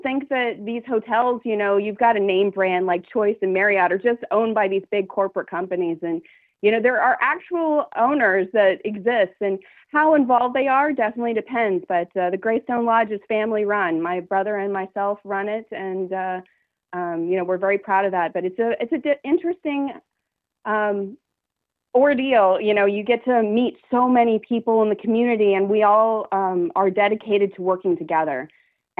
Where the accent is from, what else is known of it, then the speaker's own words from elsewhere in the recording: Boone, North Carolina, United States; also born or lived in Chapel Hill, North Carolina; born and raised in Boone, North Carolina